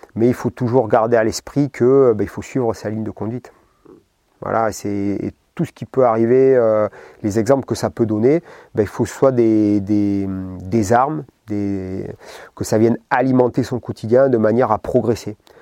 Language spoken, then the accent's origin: French; Basque Country, Nouvelle-Aquitaine, France; moved away; je venais du Pays Basque, donc euh, la mer, la piscine, etc.